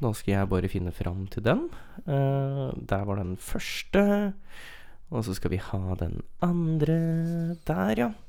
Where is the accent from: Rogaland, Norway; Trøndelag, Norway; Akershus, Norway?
Rogaland, Norway; Stavanger; Jeg kommer fra Stavanger, og så Og så har vi vært ute